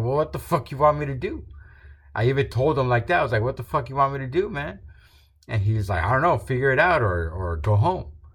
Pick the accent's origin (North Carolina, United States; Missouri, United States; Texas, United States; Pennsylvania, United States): Texas, United States; Rio Grande Valley; where we're from, we're from the Rio Grande Valley, very south border of Texas